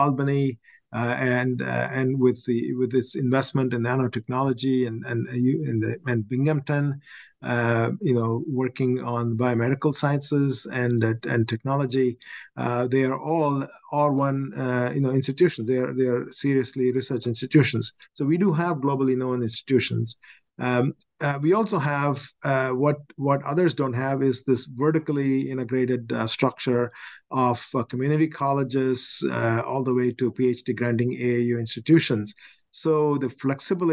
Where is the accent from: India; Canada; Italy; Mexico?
India; Chennai, Tamil Nadu; moved away as an adult; also born or lived in Oxford, Ohio / Syracuse, New York / Virginia; now in New York, United States; I grew up in India, one of the longest beaches in Madras